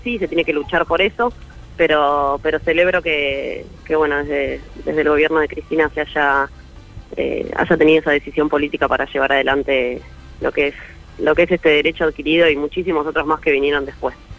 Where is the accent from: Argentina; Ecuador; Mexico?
Argentina; Santa Fe; moved away; todos esos recuerdos muy lindos que viví, que viví en Santa Fe